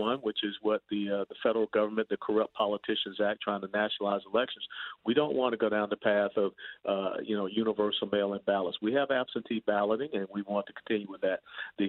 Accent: Atlanta, Georgia, United States; I'm from Atlanta, Georgia. I used to sell Cokes at the old Fulton County Stadium

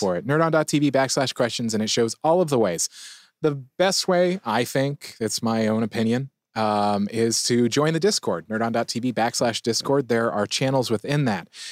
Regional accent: San Diego, California, United States; I'm a San Diegan. I grew up in San Diego

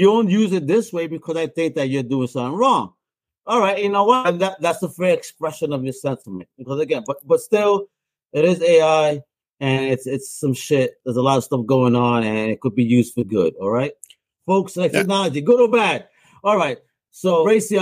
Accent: Puerto Rico; a Latino, a Boricua from El Caribe

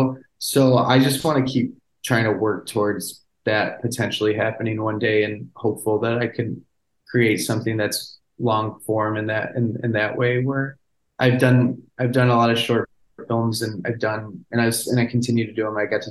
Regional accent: Chicago, Illinois, United States; I was from Chicago

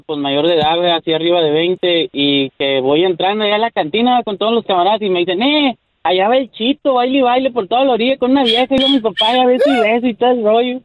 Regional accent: Monclova, Coahuila, Mexico; yo soy de Monclova, Coahuila

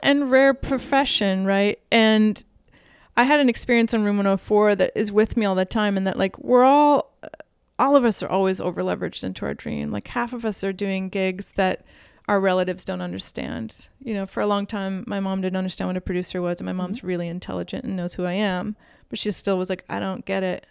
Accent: Midwest, United States; I'm from the Midwest

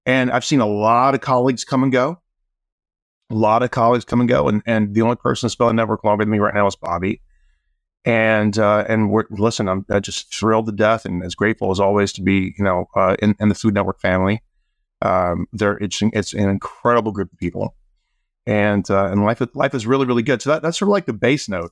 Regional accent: Greenville, South Carolina, United States; now in San Francisco, United States; I grew up in South Carolina. Um, I grew up in a, a small town called Greenville

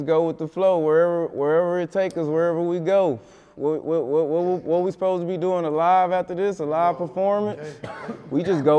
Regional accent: Little Rock, Arkansas, United States; I guess since I was born in Little Rock, you automatically jumped off the porch. Born in that bitch.

